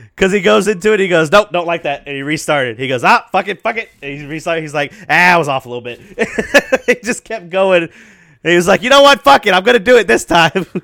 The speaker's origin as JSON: {"language": "English", "town": "Memphis", "region": "Tennessee", "country": "United States", "said": "I'm from the Memphis area"}